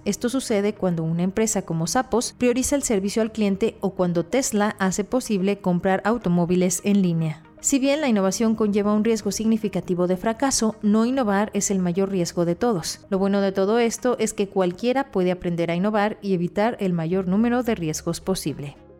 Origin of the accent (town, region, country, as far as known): Mexico